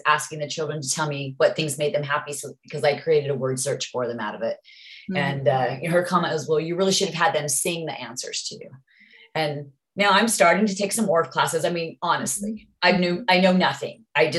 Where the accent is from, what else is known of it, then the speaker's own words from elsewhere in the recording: Utah, United States; well, I'm from Utah.